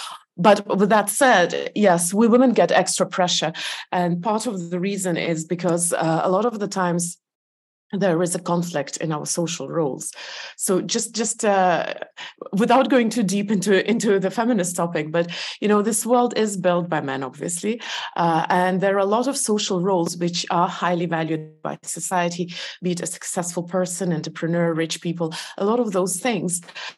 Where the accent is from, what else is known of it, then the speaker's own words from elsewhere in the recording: Estonia; also born or lived in Belarus; Soviet Union was a big country, and I did live most of my life in Estonia until I got married. But yes, I was born in Belarus.